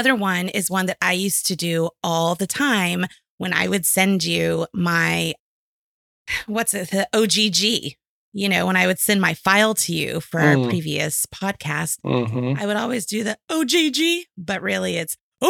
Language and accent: English; Houston, Texas, United States; moved away; also born or lived in New Mexico / New York; growing up in Houston, I was used to like the news. So then when I lived in New Mexico, I was shocked. When I lived in New York, I was surprised.